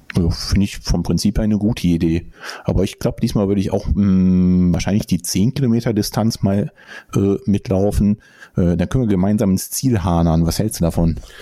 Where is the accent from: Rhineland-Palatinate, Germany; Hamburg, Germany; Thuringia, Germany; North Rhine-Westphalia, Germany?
North Rhine-Westphalia, Germany; Bonn; meine Geburtsstadt sogar